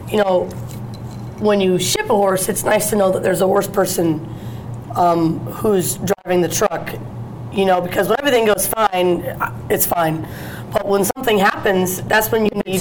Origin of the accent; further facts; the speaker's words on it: Michigan, United States; Actually, Keith and I grew up together in Michigan.